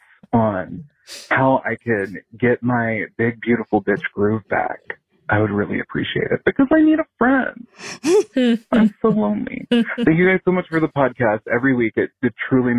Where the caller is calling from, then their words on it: Virginia, United States; I'm calling you from Virginia.